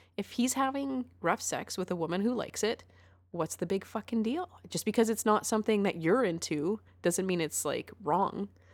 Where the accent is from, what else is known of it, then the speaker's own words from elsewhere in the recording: Canada; What are good things about being Canadian? Oh, yeah, free healthcare.